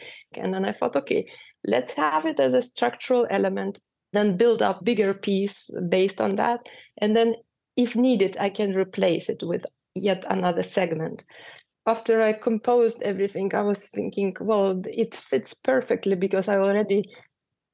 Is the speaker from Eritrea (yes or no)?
no; Lithuania; first language Lithuanian; English is a second language; moved away as an adult; also born or lived in Russia; now in New York, United States; I was born in Russia, but at home we were speaking Lithuanian. So I had those two identities already since birth. So I always carried them. So when we moved to Lithuania